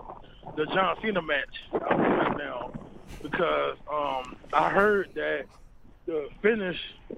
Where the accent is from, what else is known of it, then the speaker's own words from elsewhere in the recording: Chicago, Illinois, United States; I'm from Chicago, the greatest city in the world.